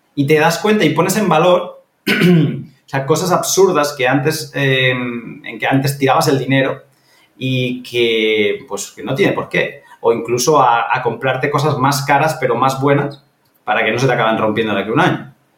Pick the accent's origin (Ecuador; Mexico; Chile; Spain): Spain; Catalonia; moved away; esto yo lo vi viviendo en, Cataluña, que yo me estaba rompiendo la cabeza por comprarme un piso en, en, mi pueblo de toda la vida